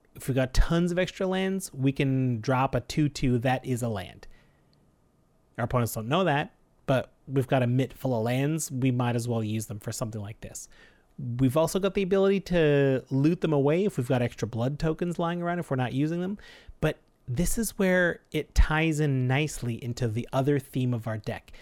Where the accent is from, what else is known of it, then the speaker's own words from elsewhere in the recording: Canada; We're proud Canadian podcasters